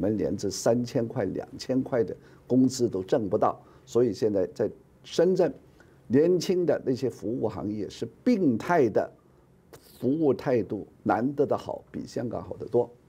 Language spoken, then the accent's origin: Chinese; Taiwan; 我们身为台湾人。不要干预他，是吧？